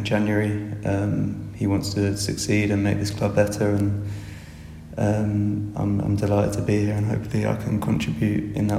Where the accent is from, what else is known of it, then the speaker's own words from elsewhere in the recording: Kent, South East England, United Kingdom; moved away; I'm from Kent